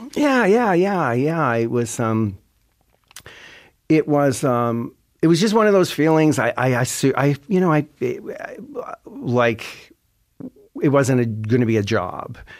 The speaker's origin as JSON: {"language": "English", "town": "Sydney", "region": "Nova Scotia", "country": "Canada", "also_born_or_lived": "Toronto", "said": "I'm from Cape Breton, and I'm, I'm living there a lot of the time"}